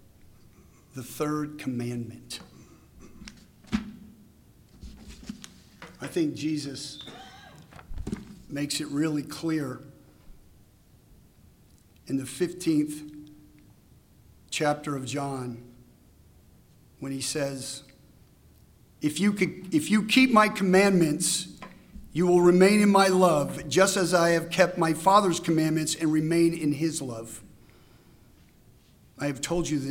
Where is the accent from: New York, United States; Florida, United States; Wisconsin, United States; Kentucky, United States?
New York, United States; I grew up in New York